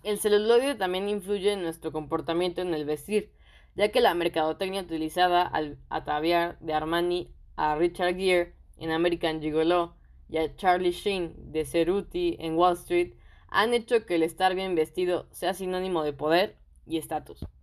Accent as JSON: {"language": "Spanish", "country": "Mexico", "said": "yo soy de México"}